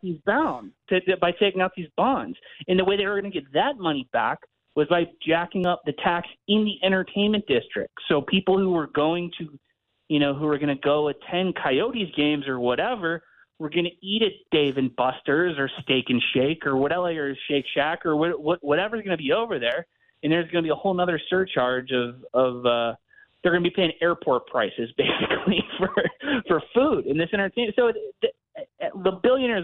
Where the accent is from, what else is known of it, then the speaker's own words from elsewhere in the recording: United States; I'm an American hockey fan